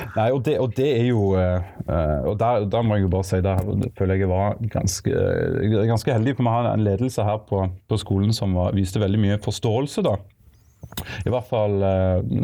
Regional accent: Egersund, Rogaland, Norway; moved away as an adult; also born or lived in Bergen; now in Stavanger, Norway; Jeg er opprinnelig fra Egersund, men nå er jeg bosatt i, eh, i Stavanger

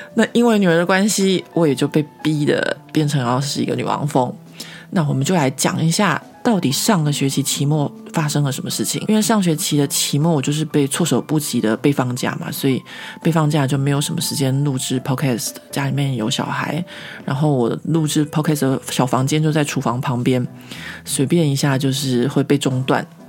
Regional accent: Taiwan; now in Paris, France; 可能我是台湾人吧

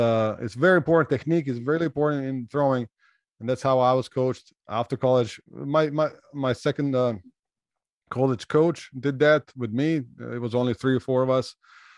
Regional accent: Slovenia; English is a second language; I came from Europe, right? Slovenia, Croatia, our neighbors speaks almost the same language. Similar culture, right?

